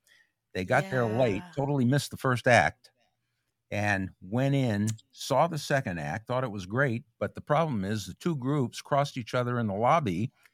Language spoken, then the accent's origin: English; New York City, New York, United States; also born or lived in California; now in Kentucky, United States; We came here to Kentucky from California, but before California, I went to California from Brooklyn. And my whole family was from Brooklyn. My grandparents immigrated from Eastern Europe through Ellis Island legally.